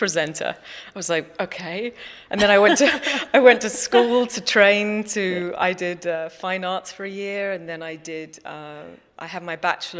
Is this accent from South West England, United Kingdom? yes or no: no; London, United Kingdom; moved away; also born or lived in New York; I grew up in London in England, abandoning London and, you know, leaping on an airplane at a young age and right time going off to New York